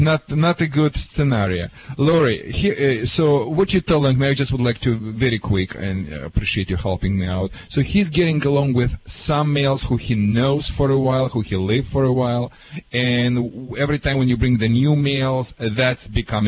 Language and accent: English; California, United States; accent: Californian; Oh, that's why you have a California accent, which is similar to mine, because I'm from California.